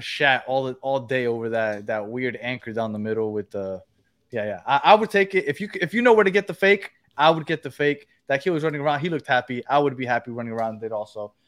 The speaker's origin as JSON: {"language": "English", "region": "New York", "country": "United States", "said": "I'm from New York, also"}